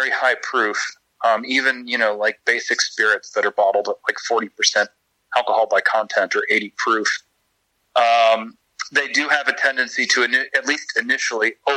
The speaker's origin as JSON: {"language": "English", "region": "Kentucky", "country": "United States", "tie": "born or raised there", "said": "I was born and raised in Kentucky"}